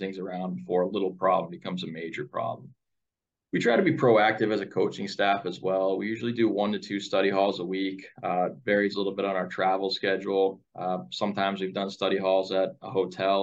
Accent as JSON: {"language": "English", "region": "New Hampshire", "country": "United States", "also_born_or_lived": "New England", "moved": "as an adult", "lives_now": "Ashland, Wisconsin, United States", "said": "I'm from New Hampshire, complete different part of the country"}